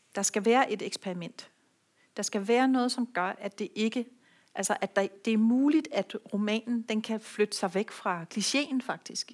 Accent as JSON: {"language": "Danish", "town": "Rødby", "region": "Zealand", "country": "Denmark", "tie": "born or raised there", "said": "i nogle år en lille forretning i Rødby, hvor jeg kommer fra"}